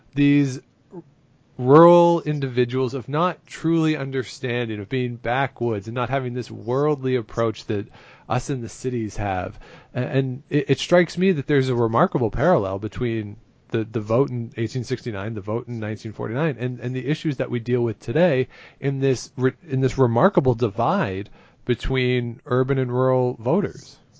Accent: near Toronto, Ontario, Canada; I grew up near Toronto.

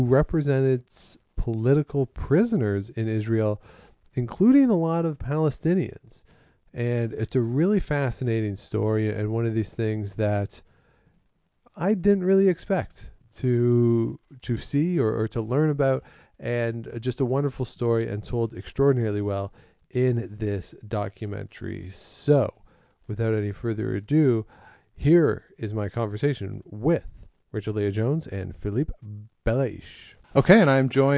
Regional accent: Canada; I'm a Canadian who's grown up in Canada

